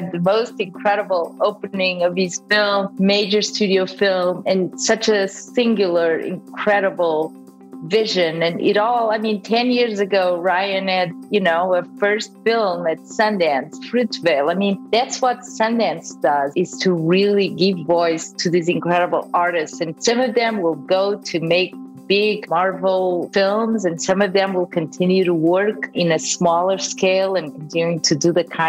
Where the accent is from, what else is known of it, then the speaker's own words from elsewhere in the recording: Lisbon, Portugal; moved away; also born or lived in Macau, China / Madeira / Mozambique / Toronto; So I was born in Macau, China. At the time was a Portuguese colony, and I lived a little bit all over in Madeira, Mozambique, but Lisbon was the base, was really where I grew up